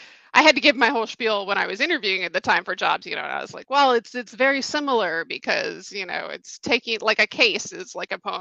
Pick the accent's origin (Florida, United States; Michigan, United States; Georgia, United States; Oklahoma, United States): Georgia, United States; Atlanta; also born or lived in New York; I grew up here in Atlanta, and then I went to NYU for undergrad